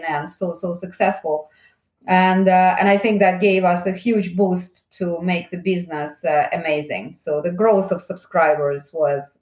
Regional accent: Saint Petersburg, Russia; moved away as an adult; now in United Kingdom; Originally, maybe you can hear my accent. I actually come from Russia. I was born in St. Petersburg and I came to United Kingdom in the early 90s.

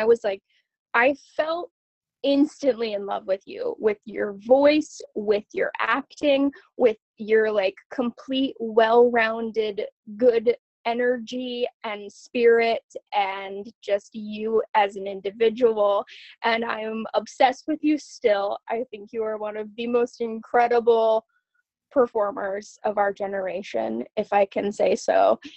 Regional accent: Camano Island, Washington, United States; I grew up on Camano Island, which is an island that's part of the San Juans in Washington State

